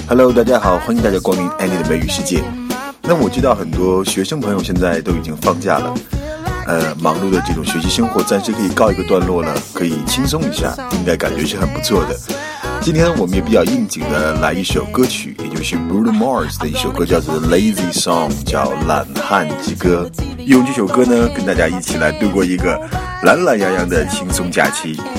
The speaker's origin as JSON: {"language": "Chinese", "country": "China", "said": "我们中国人"}